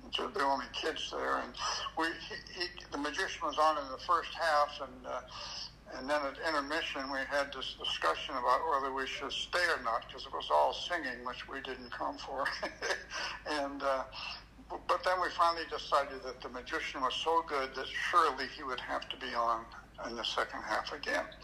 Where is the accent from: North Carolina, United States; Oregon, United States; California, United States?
Oregon, United States; Pendleton; moved away as an adult; also born or lived in Redmond, Oregon / Salem, Oregon / Niagara Falls / Buffalo; well, I, I was uh, born in Redmond, Oregon, raised in Pendleton, Oregon, uh, and uh, I went to high school in Salem, Oregon. You know, so I'm from Oregon haven't been back there in a long time, but that's where I'm from.